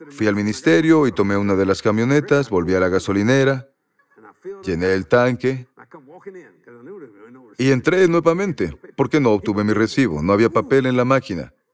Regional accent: Louisiana, United States; Soy de Luisiana y quiero convertirme en tejano.

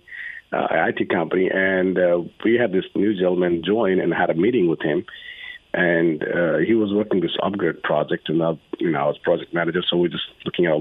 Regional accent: Nepal; now in United States; I'm from Nepal

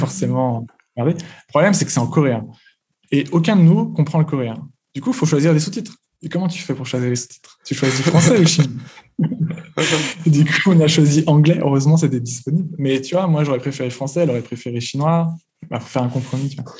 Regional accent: France; moved away as an adult; now in China; en tant que Français, ayant grandi en France

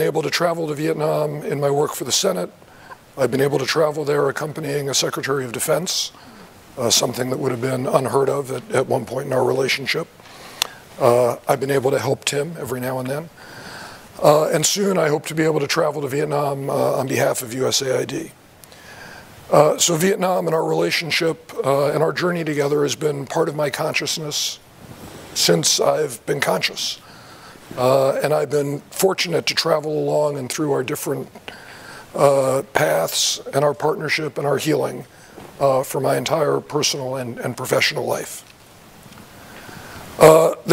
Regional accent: New York, United States; also born or lived in Arlington, Virginia; growing up in New York

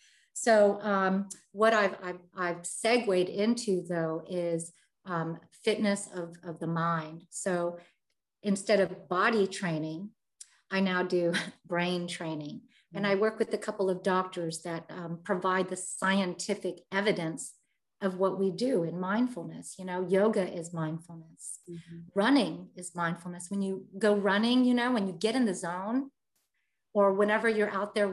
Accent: United States; I was born and raised in America.

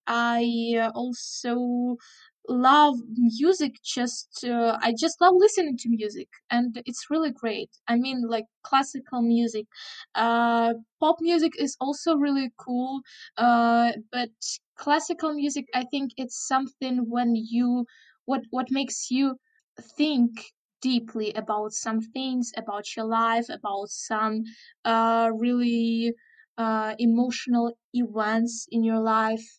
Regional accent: Chernihiv, Chernihiv Oblast, Ukraine; English is a second language; in my hometown, Chernihiv

